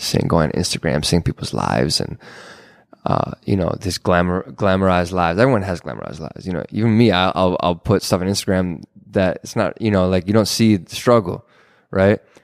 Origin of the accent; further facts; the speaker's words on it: Minneapolis, Minnesota, United States; also born or lived in Israel; I'm from here in the Twin Cities. Um, I went to school at Hopkins